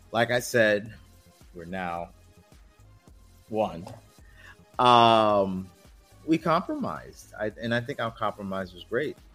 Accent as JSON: {"language": "English", "region": "New York", "country": "United States", "tie": "born or raised there", "said": "Born and raised in New York. Love New York. Moved to North Carolina for a little bit when I did my four years in the military."}